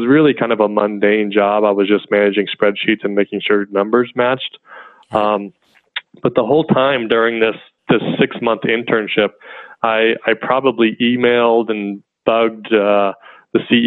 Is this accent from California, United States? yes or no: no; Colorado, United States; they moved to Colorado for work. But they also own their own farm. So I grew up out there on the farm